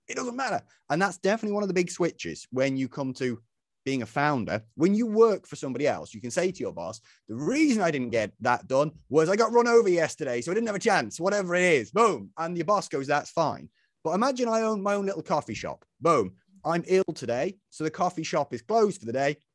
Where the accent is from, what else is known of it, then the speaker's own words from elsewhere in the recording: Isle of Man; moved away; when I was a young fella growing up, I grew up back on the Isle of Man